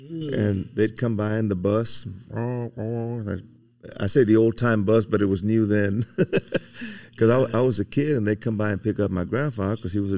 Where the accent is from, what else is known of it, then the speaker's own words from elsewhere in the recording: Pearsall, Texas, United States; But I'm originally from South Texas, from Pearsall.